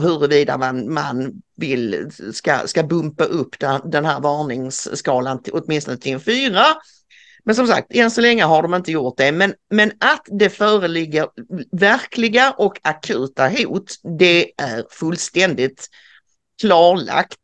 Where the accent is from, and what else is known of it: Sweden